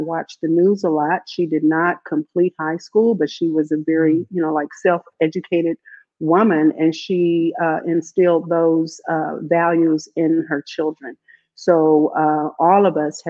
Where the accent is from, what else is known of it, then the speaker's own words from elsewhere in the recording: Kansas City, Missouri, United States; I grew up here in Kansas City on 20th Street, just off of Indiana